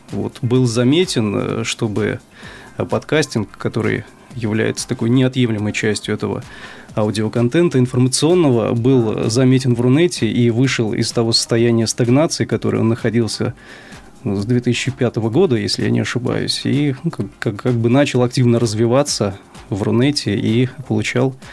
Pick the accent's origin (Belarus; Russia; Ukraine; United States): Ukraine; Sevastopol; значит, э, я сам из Севастополя, вот, э, работаю на podfm.ru в качестве редактора